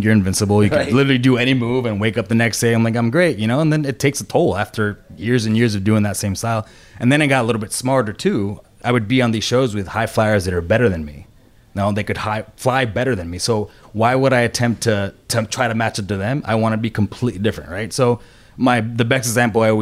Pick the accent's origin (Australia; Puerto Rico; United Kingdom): Puerto Rico; moved away; I was born and raised in Puerto Rico.